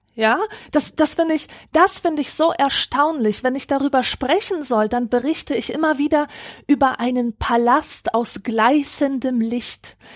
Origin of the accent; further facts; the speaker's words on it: Upper Silesia, Poland; moved away; Das ist die Region, in der ich aufgewachsen bin